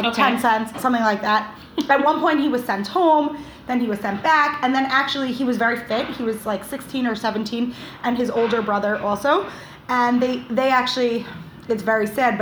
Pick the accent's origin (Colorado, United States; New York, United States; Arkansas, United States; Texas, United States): New York, United States; I'm from New York